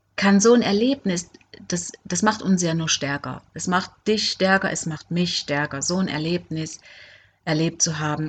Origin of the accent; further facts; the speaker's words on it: Germany; moved away as an adult; also born or lived in Cuba; ich wollte einfach wieder zurück in meine Heimat, mein Heimweh, ich wollte meine Familie sehen